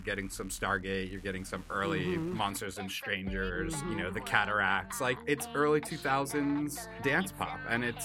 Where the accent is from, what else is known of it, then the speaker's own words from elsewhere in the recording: Florida, United States; I'm from Florida.